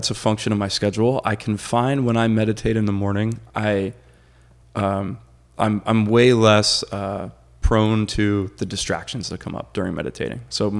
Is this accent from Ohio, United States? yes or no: no; Florida, United States; growing up in Florida when it was still a little bit more wild, I've always loved, you know, nature.